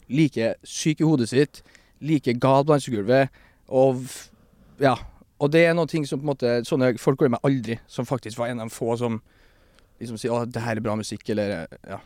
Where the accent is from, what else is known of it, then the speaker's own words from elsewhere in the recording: Stjørdal, Trøndelag, Norway; now in Oslo, Norway; en uh, albaner fra Stjørdal